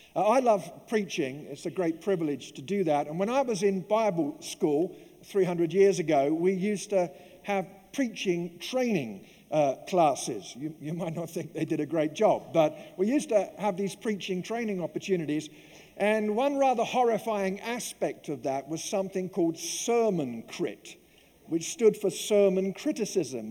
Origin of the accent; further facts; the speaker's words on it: London, United Kingdom; moved away; growing up in the East End of London